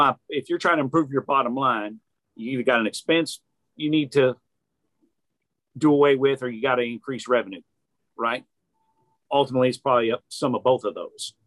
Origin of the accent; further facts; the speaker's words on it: New Orleans, Louisiana, United States; now in Chattanooga, United States; I'm from New Orleans